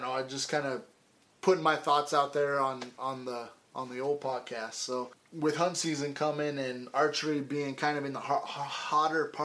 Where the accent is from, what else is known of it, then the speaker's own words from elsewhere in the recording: Idaho, United States; now in Colorado, United States; growing up in Idaho, it was fish and game forever.